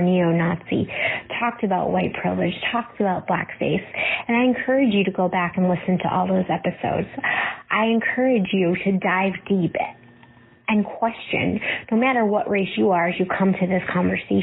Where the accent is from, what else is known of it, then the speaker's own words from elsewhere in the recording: Cleveland, Ohio, United States; now in Norfolk, United States; I grew up in Cleveland, a suburb of Cleveland, Ohio